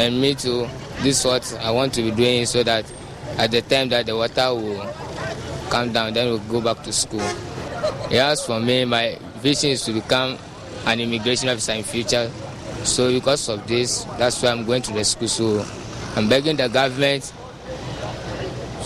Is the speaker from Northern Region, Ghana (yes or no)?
no; Sogakope, Volta, Ghana; I'm from Sogakope